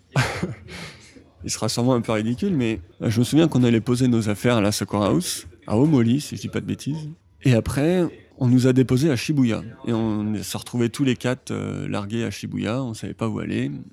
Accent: Saint-Nazaire, Pays de la Loire, France; moved away as an adult; also born or lived in Brittany; now in Japan; je viens du Saint-Nazaire, le sud de la Bretagne, et ça fait 8 ans que je suis au Japon

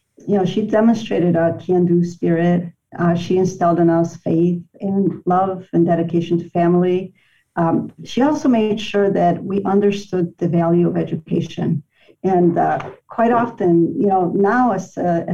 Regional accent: Chicago, Illinois, United States; I consider myself a lifelong Chicagoan. I'm a product of Chicago Public Schools.

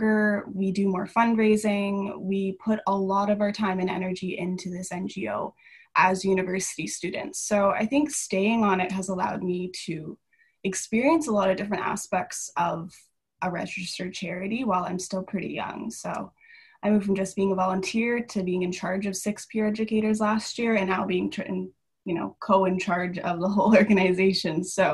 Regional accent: Calgary, Alberta, Canada; moved away; I'm originally from Calgary, Alberta.

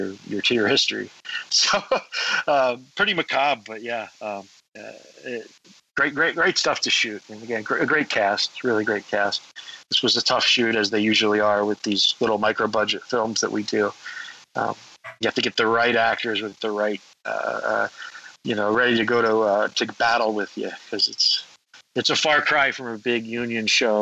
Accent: Southwest, United States; I grew up in the Southwest

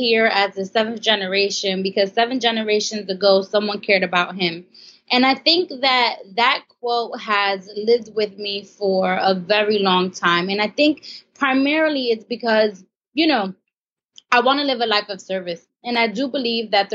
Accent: Brooklyn, New York, United States; I grew up in Brooklyn, New York.

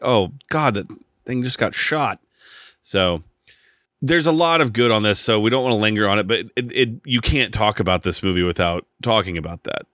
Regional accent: United States; as an American and just being growing up here

